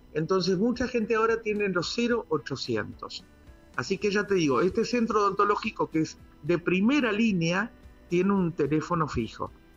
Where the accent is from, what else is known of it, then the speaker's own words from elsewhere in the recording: Argentina; Todos somos argentinos, todos somos trabajadores